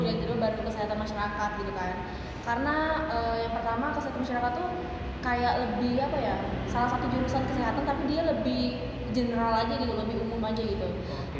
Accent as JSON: {"language": "Indonesian", "region": "Central Kalimantan", "country": "Indonesia", "moved": "as an adult", "lives_now": "Surakarta, Indonesia", "said": "aku sih asalnya dari Kalimantan Tengah"}